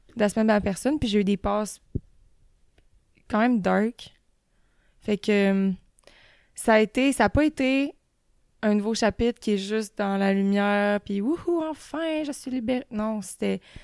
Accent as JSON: {"language": "French", "area": "Beauce", "region": "Quebec", "country": "Canada", "said": "je viens de la Beauce"}